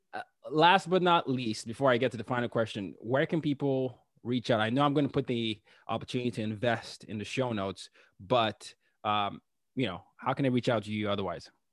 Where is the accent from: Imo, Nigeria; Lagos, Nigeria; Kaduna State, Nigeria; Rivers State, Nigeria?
Lagos, Nigeria; my hometown, Lagos, Nigeria